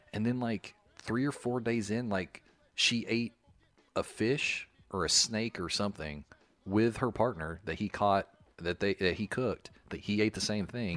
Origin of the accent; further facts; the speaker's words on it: the South, United States; moved away; also born or lived in Charleston, South Carolina; I'm from the South